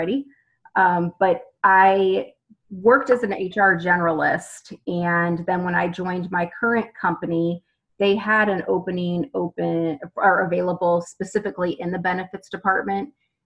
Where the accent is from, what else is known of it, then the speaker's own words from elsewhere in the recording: St. Louis, Missouri, United States; I am from St. Louis, Missouri